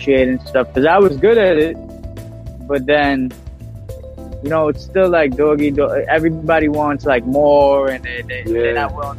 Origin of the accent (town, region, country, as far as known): New York City, New York, United States; born or raised there